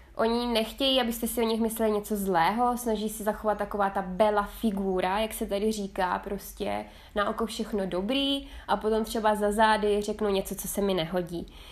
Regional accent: South Moravian Region, Czechia; moved away as an adult; also born or lived in Tuscany, Italy; now in Italy; já pocházím z Jižní Moravy

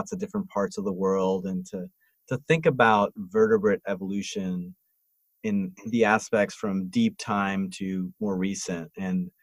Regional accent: New York City, New York, United States; moved away; also born or lived in Montreal; I grew up in New York City

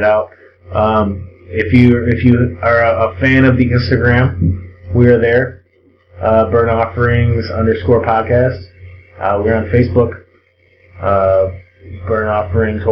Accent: Canada; I'm Canadian

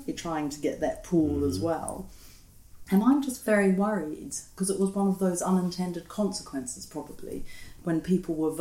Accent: New Zealand; now in United Kingdom; I'm from New Zealand, but not from the European Union

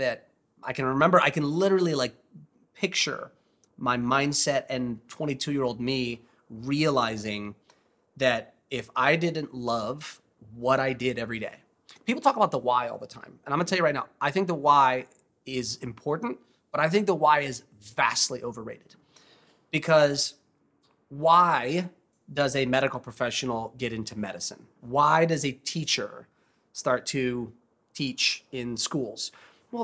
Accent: Southern California, United States; moved away as an adult; also born or lived in Ohio; I was born and raised in Southern California

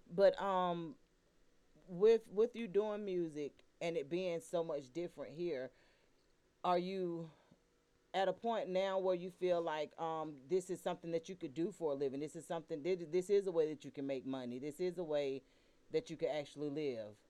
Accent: Atlanta, Georgia, United States; were born and raised in Atlanta

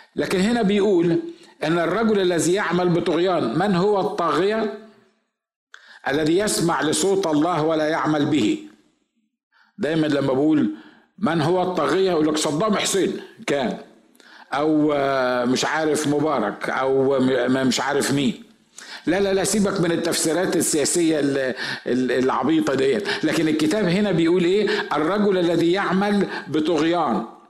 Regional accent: Egypt; احنا عندنا في مصر

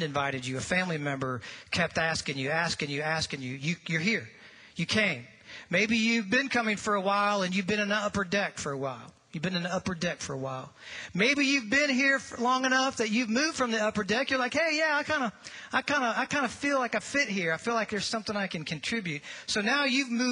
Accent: St. Louis, Missouri, United States; moved away; if you were to fly right through that arch and just turn to the left just a little bit and go about 5 miles, that's where I grew up

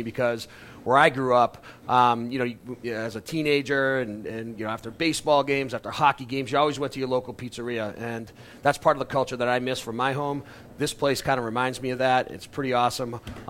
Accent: East Coast, United States; it reminds me of home, and I'm obviously from the East Coast.

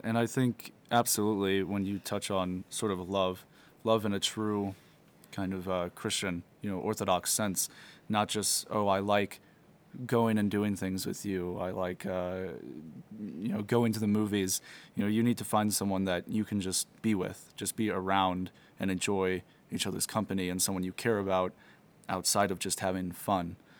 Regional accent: Missouri, United States; moved away; I'm originally from Missouri, and I'm a seminarian at Jordanville Holy Trinity Seminary

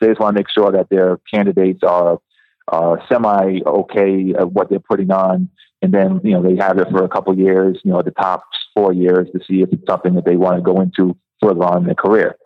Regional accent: Rhode Island, United States; moved away; also born or lived in New York; I'm originally from Rhode Island

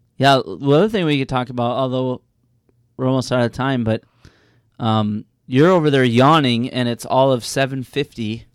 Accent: Chicago, Illinois, United States; I'm from Chicago

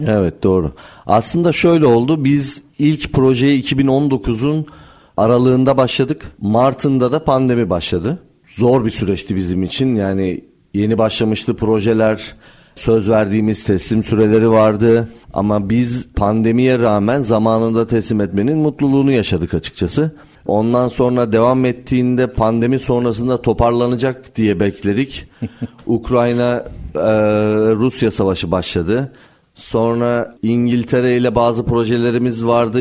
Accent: Amasya, Turkey; moved away as an adult; also born or lived in Istanbul; 1983 Amasya doğumluyum. Öğrenimi Amasya'da tamamladıktan sonra Yıldız Teknik Üniversitesi'ne geldim e, 2002 yılında.

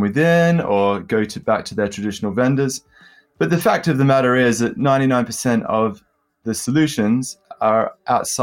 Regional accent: London, United Kingdom; accent: London; my London accent

